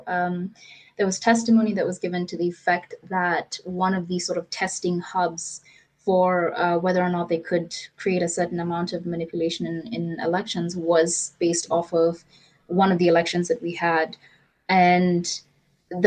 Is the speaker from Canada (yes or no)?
no; Nairobi, Kenya; I am based in Nairobi, and I'm you know, born, bred and buttered, as my English teacher used to say